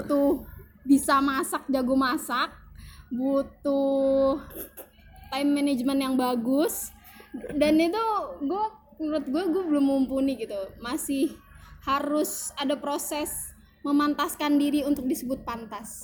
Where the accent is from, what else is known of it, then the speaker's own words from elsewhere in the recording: Bogor, West Java, Indonesia; gue dari kecil di Bogor